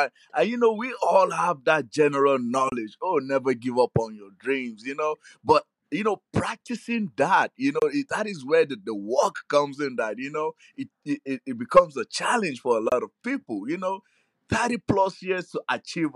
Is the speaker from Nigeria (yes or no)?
yes; Nigeria; I grew up in Nigeria